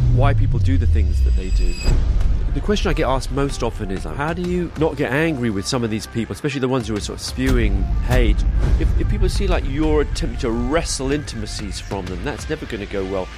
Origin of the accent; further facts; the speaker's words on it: London, United Kingdom; also born or lived in Singapore; I was born in Singapore where they were teaching. Uh, my brother was born in, in Uganda where, um, where they were teaching at that time, my older brother. But then we set, they settled in London, and and so growing up